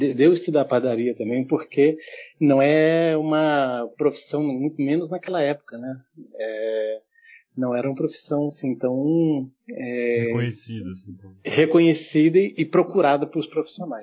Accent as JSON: {"language": "Portuguese", "country": "Germany", "tie": "born or raised there", "also_born_or_lived": "Nuremberg", "moved": "yes", "lives_now": "Brazil", "said": "eu sou nascido na Alemanha, mas moro no Brasil já há muitos anos. Minha mãe é brasileira"}